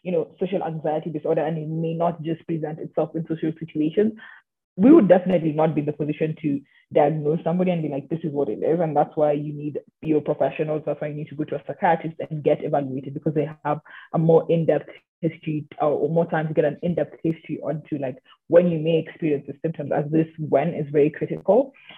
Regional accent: Kenya; I am Kenyan myself. I literally travel under a Kenyan passport.

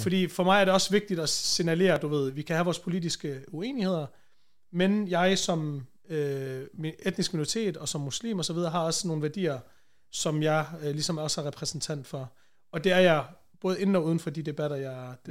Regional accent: Vejle, Southern Denmark, Denmark; accent: Jutlandic; moved away as an adult; now in Copenhagen, Denmark; Born and raised i Vejle, hvor jeg voksede op. Det meste af mit liv

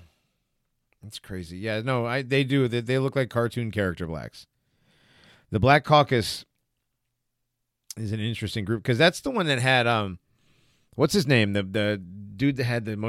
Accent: Hartford, Connecticut, United States; I'm from Hartford

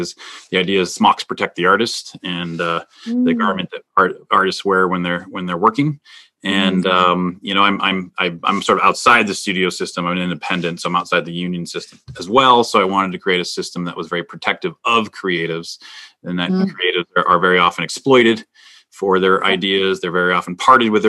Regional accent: Minnesota, United States; moved away; I'm originally from Minnesota.

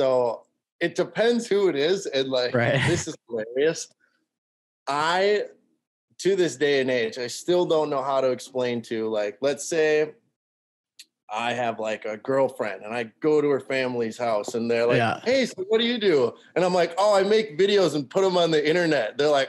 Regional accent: Cormorant, Minnesota, United States; Okay, so let's so I'm from Cormorant, went to school in Lake Park, and graduated 2016

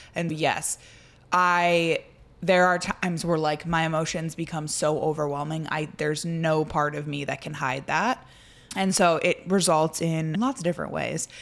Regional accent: Indiana, United States; I grew up in Indiana

